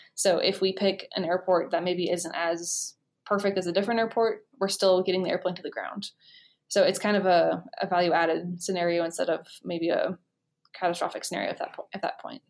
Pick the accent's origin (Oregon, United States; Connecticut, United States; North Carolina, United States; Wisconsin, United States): Oregon, United States; also born or lived in Idaho; I'm from Oregon